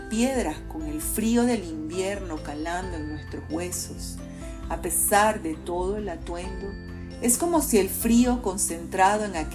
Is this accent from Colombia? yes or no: no; Venezuela; Tenemos solo dos hijos, cada uno en un continente diferente, como tantos venezolanos.